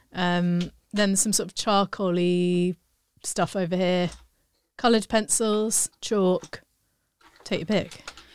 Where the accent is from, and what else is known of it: United Kingdom